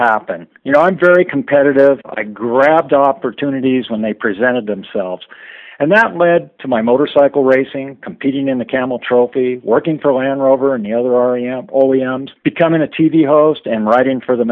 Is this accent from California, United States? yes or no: yes; San Francisco Bay Area, California, United States; I grew up in the San Francisco Bay Area